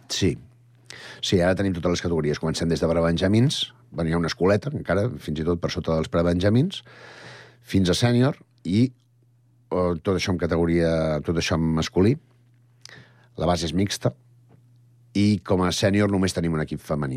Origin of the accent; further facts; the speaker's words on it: Sant Cugat del Vallès, Catalonia, Spain; pràcticament la majoria som del barri de la Floresta